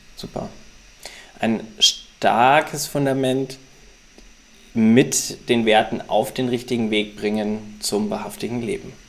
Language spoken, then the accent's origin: German; Ingolstadt, Bavaria, Germany; now in Hamburg, Germany; zu Hause in meiner Heimat in Ingolstadt